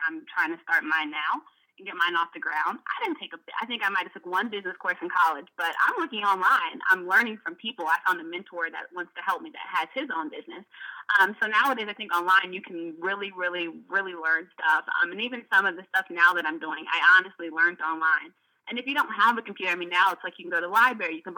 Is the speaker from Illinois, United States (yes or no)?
no; Montgomery County, Maryland, United States; I'm from Montgomery County, so obviously I got to go in a good school system